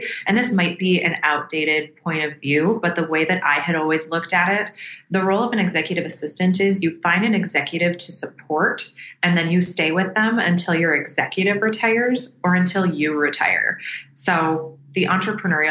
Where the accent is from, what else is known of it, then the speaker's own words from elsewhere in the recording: Minneapolis, Minnesota, United States; where I was born and raised in Minneapolis, Minnesota